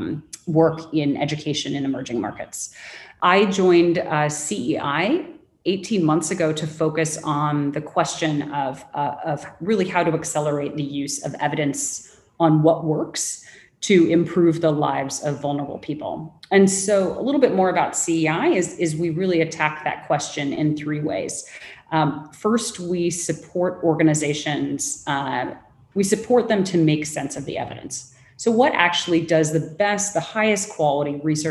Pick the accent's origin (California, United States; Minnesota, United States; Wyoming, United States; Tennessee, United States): California, United States; Los Angeles; accent: Angelino / Los Angeles; moved away as an adult; also born or lived in London / Mumbai; now in Singapore; my very Angelino accent